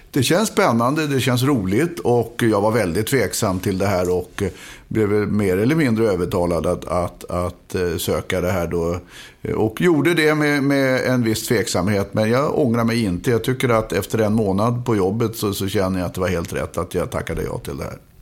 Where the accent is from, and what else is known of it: Stockholm, Stockholm County, Sweden; born or raised there